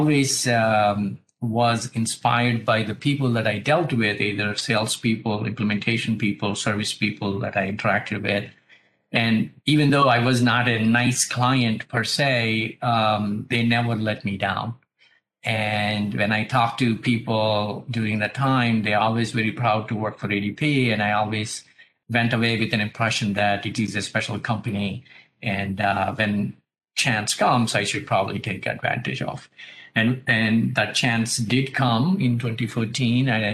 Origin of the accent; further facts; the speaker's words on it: India; moved away as an adult; now in United States; I grew up in India and moved to US in 94